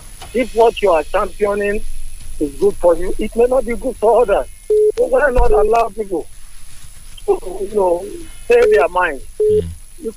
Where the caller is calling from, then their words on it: Oban, Cross River, Nigeria; I'm calling from Oban.